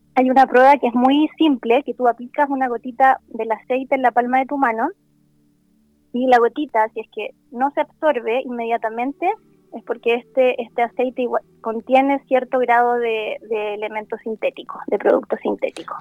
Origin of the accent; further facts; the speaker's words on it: Santiago, Santiago Metropolitan Region, Chile; also born or lived in La Serena; yo soy de Santiago, pero ahora estoy en La Serena